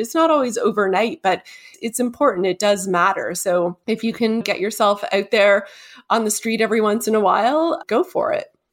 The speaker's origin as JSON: {"language": "English", "town": "Toronto", "region": "Ontario", "country": "Canada", "tie": "born or raised there", "said": "my hometown, Toronto"}